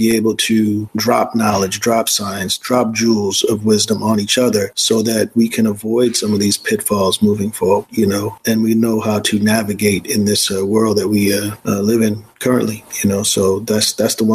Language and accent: English; New York, United States; I'm from New York